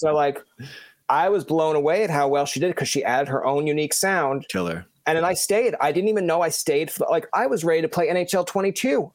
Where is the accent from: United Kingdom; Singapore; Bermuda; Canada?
Canada; Newfoundland and Labrador; I'm from Newfoundland originally